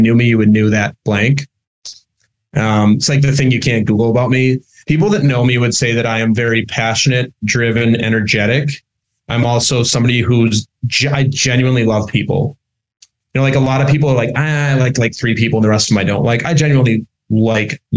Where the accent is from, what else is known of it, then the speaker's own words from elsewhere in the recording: Minnesota, United States; moved away as an adult; now in New York, United States; I'm originally from Minnesota